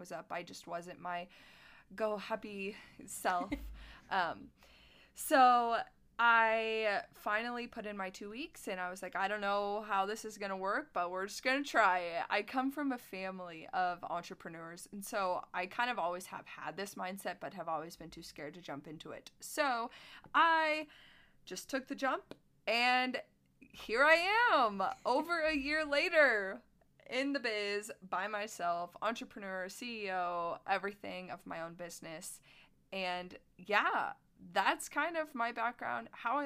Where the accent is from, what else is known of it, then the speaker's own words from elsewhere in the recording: Plymouth, Indiana, United States; moved away as an adult; my hometown of Plymouth, Indiana, which is about 2 hours north of Indianapolis